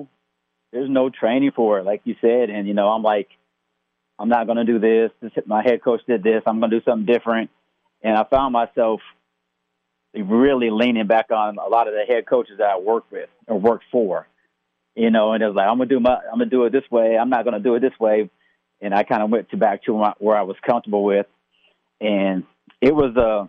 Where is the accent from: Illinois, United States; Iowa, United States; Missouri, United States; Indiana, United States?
Iowa, United States; Des Moines; I was born and raised in Des Moines, and went to Des Moines Roosevelt